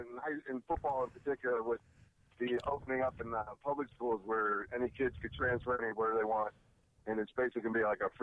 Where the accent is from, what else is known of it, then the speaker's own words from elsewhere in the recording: Cooper City, Florida, United States; from Cooper City.